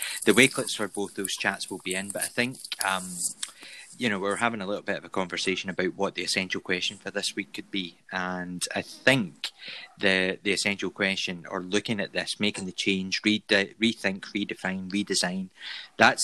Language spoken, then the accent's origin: English; Scotland, United Kingdom; I'm Scottish.